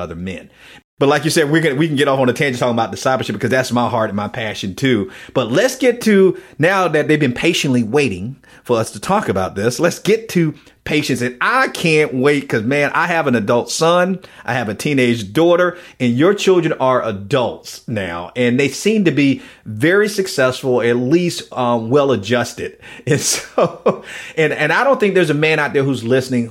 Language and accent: English; Miami, Florida, United States; accent: Southern drawl; also born or lived in Pensacola, Florida; I'm from Miami, and I went to school in Pensacola